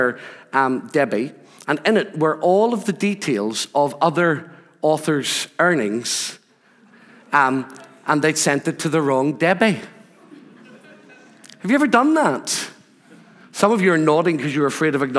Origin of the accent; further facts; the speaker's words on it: Rathcoole, Northern Ireland, United Kingdom; moved away as an adult; also born or lived in Scotland; Growing up in Northern Ireland, growing up in Rathcoole